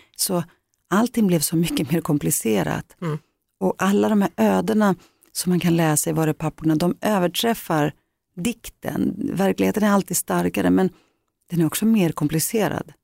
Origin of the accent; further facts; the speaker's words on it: Greece; now in Sweden; min grekiska kultur, där jag kommer ifrån